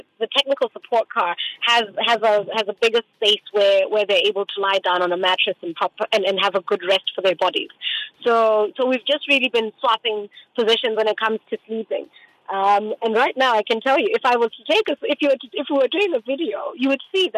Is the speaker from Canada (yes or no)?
no; Botswana; I'm from Botswana.